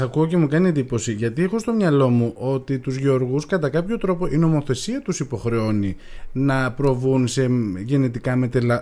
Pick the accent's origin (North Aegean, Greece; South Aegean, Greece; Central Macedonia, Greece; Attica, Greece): North Aegean, Greece; Agios Dimitrios; είμαι και από τον Αγιο Δημήτρη και εκεί τα μπέλια έχουν πρωταρχικό ρόλο